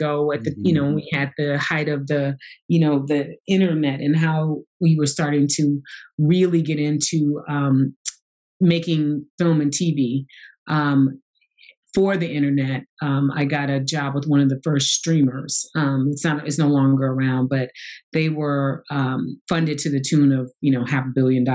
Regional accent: St. Louis, Missouri, United States; moved away as an adult; I grew up in St. Louis. I am from St. Louis, Missouri.

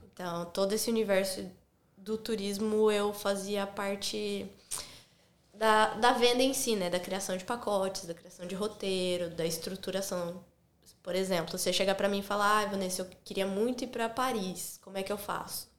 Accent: Analândia, São Paulo, Brazil; moved away as an adult; also born or lived in Campinas, Brazil; now in Sydney, Australia; Eu sou do interior de São Paulo, uhum. cidadezinha chamada Analândia, bem pequenininha

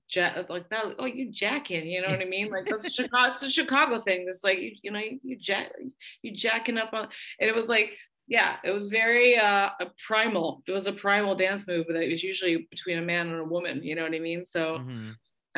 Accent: Windsor, Ontario, Canada; moved away as an adult; also born or lived in England; Windsor, my hometown

